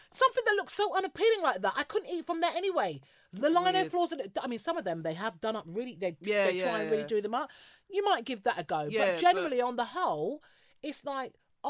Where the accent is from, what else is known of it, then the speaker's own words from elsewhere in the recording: London, United Kingdom; I love where I live. I'm from South. South is best.